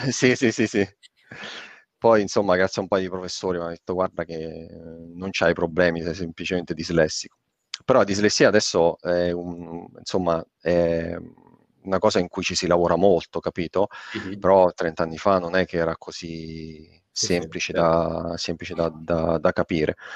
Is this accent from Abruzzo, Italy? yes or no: yes; Avezzano, Abruzzo, Italy; moved away; una società informatica delle mie parti di, di, di Avezzano